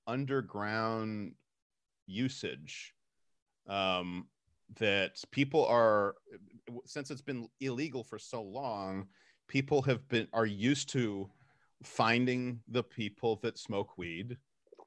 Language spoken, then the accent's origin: English; Texas, United States; moved away; I grew up in Texas